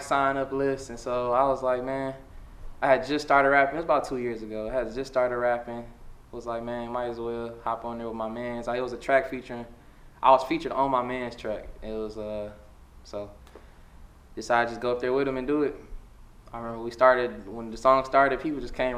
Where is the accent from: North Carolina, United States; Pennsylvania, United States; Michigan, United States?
Michigan, United States; Detroit; I'm from West Side. I grew up with my family first. My dad used to be back and forth between Chicago and Detroit. So when we first like really settled down in Detroit after, you know, me and my sister was born, we was living on Joy Road